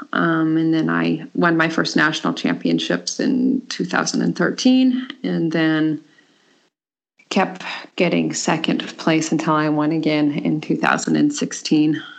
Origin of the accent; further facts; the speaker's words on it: Colorado, United States; moved away as an adult; now in Denmark; I'm from the United States and um, from Colorado. I was born and raised there.